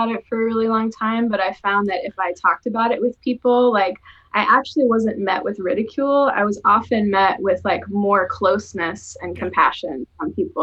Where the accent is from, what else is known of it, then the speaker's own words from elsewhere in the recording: the South, United States; also born or lived in Chicago, United States; now in Portland, United States; I grew up in the South